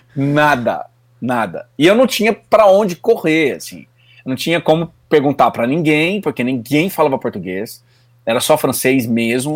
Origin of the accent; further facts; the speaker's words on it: Bragança Paulista, São Paulo, Brazil; moved away as an adult; now in Canada; Eu sou original, eu sou nascido em Bragança Paulista, mas é. morei em São Paulo também um tempo